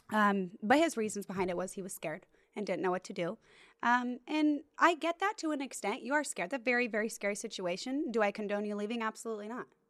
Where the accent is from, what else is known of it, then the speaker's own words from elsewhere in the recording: Bishop, California, United States; now in Orange County, United States; I'm not from Orange County. I'm from Bishop, California